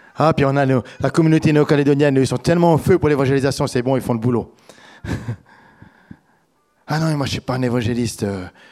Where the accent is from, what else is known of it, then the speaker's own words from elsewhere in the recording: Switzerland; now in France; en tant que Suisse